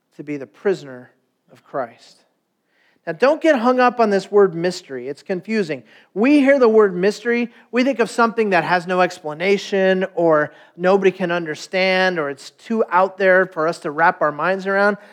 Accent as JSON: {"language": "English", "town": "Stanton", "region": "California", "country": "United States", "tie": "born or raised there", "said": "I was born in Stanton, California"}